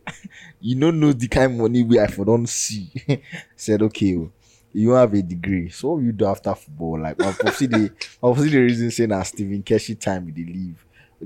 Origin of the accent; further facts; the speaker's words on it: Nigeria; As a Nigerian